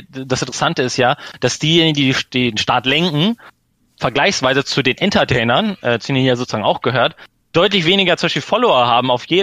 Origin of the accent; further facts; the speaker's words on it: Hanover, Lower Saxony, Germany; Ich, also ich komme aus Hannover.